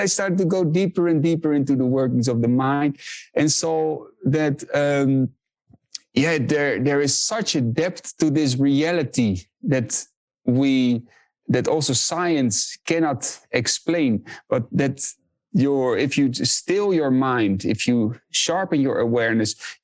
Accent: Netherlands; I was born and raised in the Netherlands

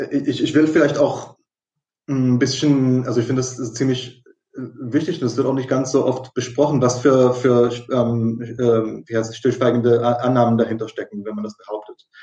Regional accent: Israel; ich bin ja in, in, in Israel aufgewachsen, äh, komplett.

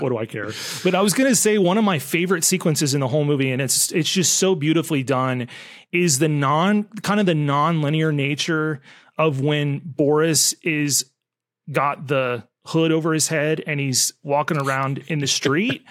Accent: United States; as an American

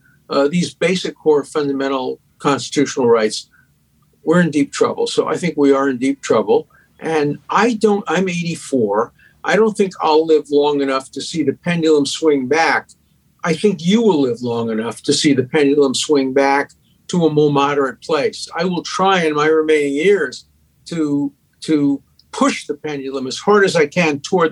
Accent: New York City, New York, United States; accent: Brooklyn; everybody from the five towns grew up near me in Borough Park and Williamsburg

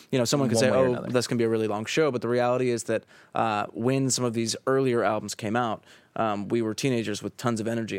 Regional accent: New Jersey, United States; growing up in Jersey, obviously, it's a pretty special place for us.

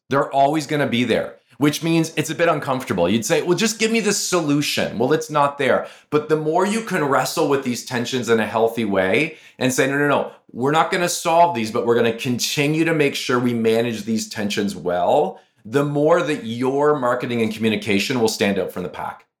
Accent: Canada; I'm from Canada

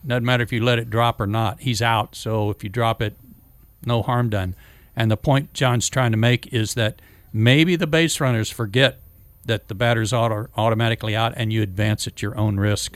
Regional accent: Norman, Oklahoma, United States; moved away; I was, um, landlocked in Oklahoma

